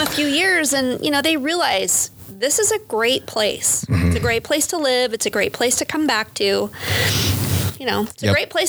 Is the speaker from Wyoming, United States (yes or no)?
yes; Sheridan, Wyoming, United States; being born and raised in Sheridan. I left when I went to school and then I came back